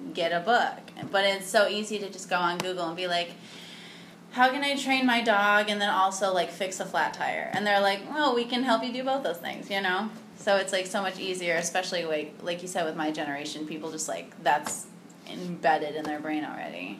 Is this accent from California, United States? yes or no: no; Cleveland, Ohio, United States; moved away as an adult; now in Chicago, United States; I'm from like the suburbs of Cleveland